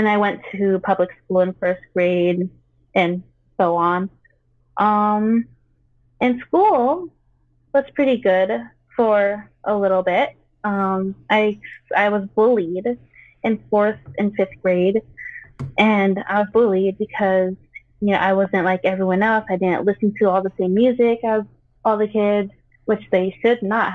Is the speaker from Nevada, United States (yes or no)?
yes; Las Vegas, Nevada, United States; also born or lived in Philippines; I was born in the Philippines and moved here when I was 2. And I moved out here to Las Vegas